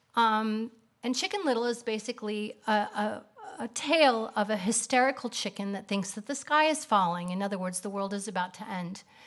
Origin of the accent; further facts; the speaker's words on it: Kansas City, United States; moved away as an adult; also born or lived in Atlanta; now in Israel; I grew up in Kansas City.